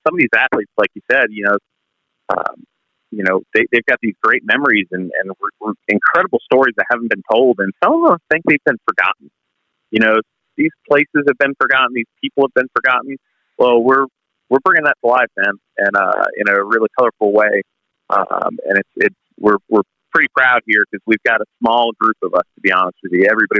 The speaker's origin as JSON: {"language": "English", "area": "Long Island", "region": "New York", "country": "United States", "tie": "born or raised there", "said": "I'm just a simple kid from Long Island, New York"}